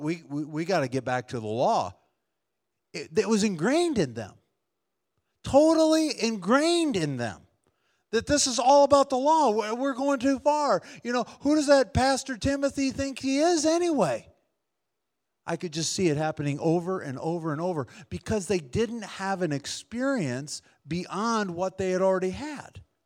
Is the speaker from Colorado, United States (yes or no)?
no; Wisconsin, United States; I grew up in Wisconsin